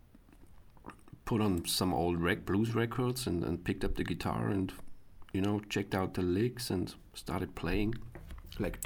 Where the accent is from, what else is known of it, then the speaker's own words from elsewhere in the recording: a small town in Upper Austria, Austria; now in Vienna, Austria; I'm from a small town in Upper Austria, it's called. It's more countryside compared to Vienna.